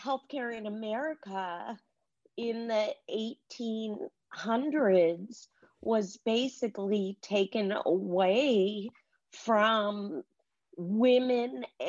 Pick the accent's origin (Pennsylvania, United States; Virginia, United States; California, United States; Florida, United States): California, United States; I was Jewish from California, vegetarian